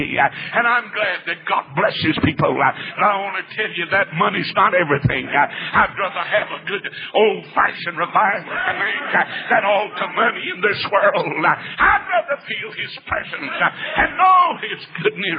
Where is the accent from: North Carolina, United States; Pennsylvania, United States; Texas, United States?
North Carolina, United States; moved away as an adult; now in Atlanta, United States; I was born in North Carolina. I'm a Tar Heel.